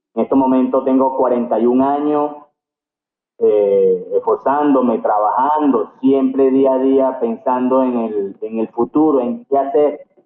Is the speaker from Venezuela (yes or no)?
yes; Venezuela; moved away as an adult; also born or lived in Cartagena, Colombia; soy venezolano con orgullo